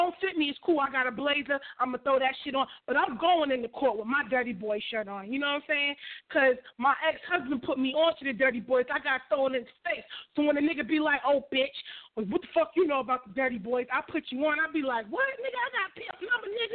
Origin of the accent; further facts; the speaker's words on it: New York City, New York, United States; I'm from Staten Island.